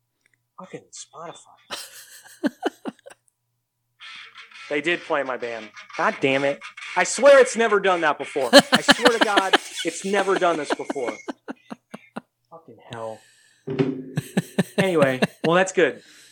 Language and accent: English; New York City, New York, United States; I grew up in New York City. I grew up around different cultures, you know.